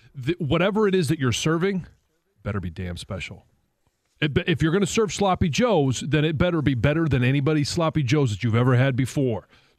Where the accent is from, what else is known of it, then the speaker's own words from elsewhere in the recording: Philadelphia, Pennsylvania, United States; I'm from Philadelphia, South Jersey area.